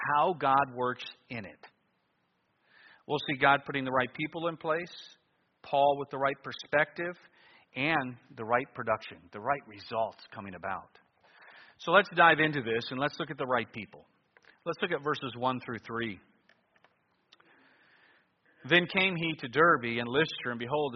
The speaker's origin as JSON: {"language": "English", "town": "Cleveland", "region": "Ohio", "country": "United States", "tie": "born or raised there", "also_born_or_lived": "New Guinea", "moved": "as an adult", "lives_now": "Alaska, United States", "said": "growing up in Cleveland"}